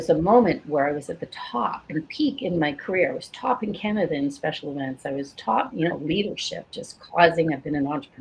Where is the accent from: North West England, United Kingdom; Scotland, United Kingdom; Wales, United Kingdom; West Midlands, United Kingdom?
Scotland, United Kingdom; I was born in Scotland